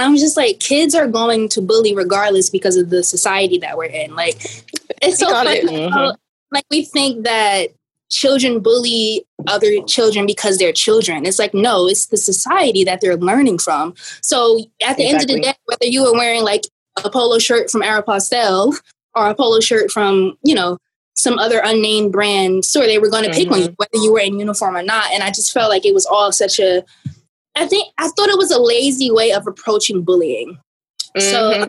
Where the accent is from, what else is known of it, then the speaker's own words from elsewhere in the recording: East Orange, New Jersey, United States; So I'm from East Orange, New Jersey, which has always been the seed of my inspiration.